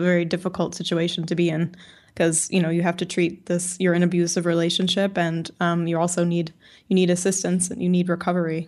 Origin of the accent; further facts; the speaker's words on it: Chicago, Illinois, United States; I did grow up in Chicago